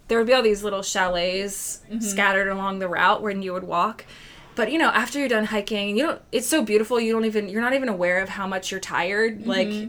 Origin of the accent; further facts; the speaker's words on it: Lancaster, Pennsylvania, United States; we were from Lancaster, Pennsylvania.